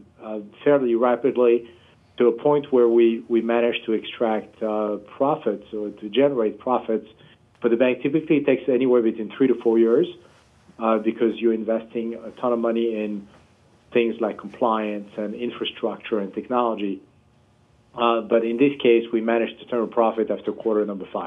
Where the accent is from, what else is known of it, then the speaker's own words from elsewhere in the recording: Paris, Île-de-France, France; moved away as an adult; now in United States; I was born and raised in Paris, France